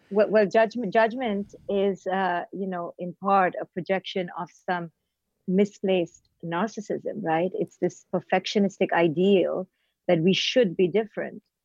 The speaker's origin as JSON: {"language": "English", "country": "India", "tie": "born or raised there", "also_born_or_lived": "Mumbai / Bangalore / Delhi", "moved": "yes", "said": "I was born in India and raised in India."}